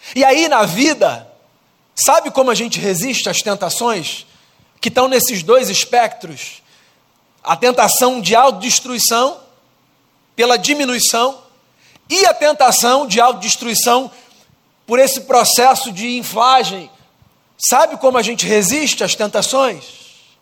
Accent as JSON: {"language": "Portuguese", "country": "Brazil", "said": "eu sou brasileiro"}